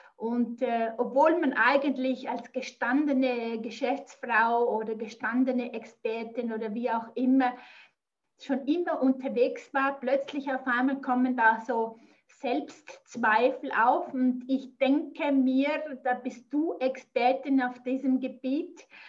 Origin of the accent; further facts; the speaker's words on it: near Zurich, Switzerland; accent: Swiss; ich komme aus der Nähe von Zürich. Ich wohne im Zürcher Oberland